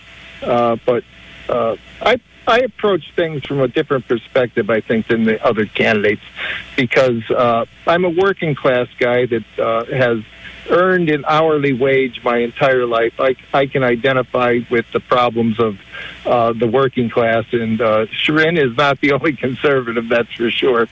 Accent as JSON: {"language": "English", "town": "Springbrook Township", "region": "Pennsylvania", "country": "United States", "tie": "born or raised there", "said": "I born and raised in Springbrook Township. I've lived there my entire life"}